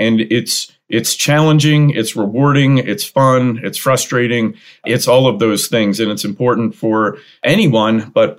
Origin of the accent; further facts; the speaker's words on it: New Jersey, United States; I grew up in New Jersey.